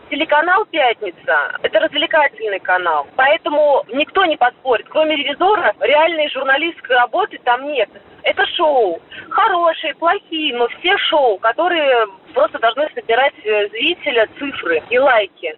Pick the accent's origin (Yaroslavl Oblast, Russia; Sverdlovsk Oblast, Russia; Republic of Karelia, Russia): Yaroslavl Oblast, Russia; Yaroslavl; moved away; я всегда еду в родной город